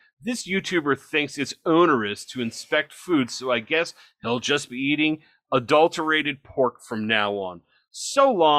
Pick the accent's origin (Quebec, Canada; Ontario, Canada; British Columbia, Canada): Ontario, Canada; Toronto; It reminds me of when I grew up in Toronto, they jabber.